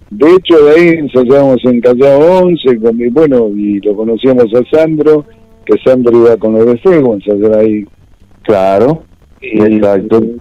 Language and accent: Spanish; Buenos Aires, Argentina; yo no estaba muy lejos de, de Valentín Alcina, porque yo soy de Pompeya.